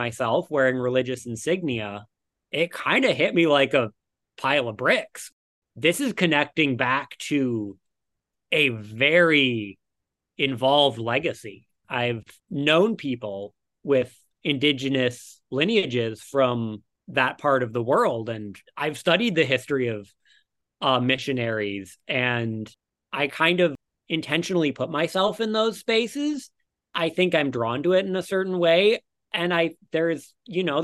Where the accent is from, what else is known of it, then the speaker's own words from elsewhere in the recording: Detroit, Michigan, United States; now in Brooklyn, New York, United States; I grew up in Detroit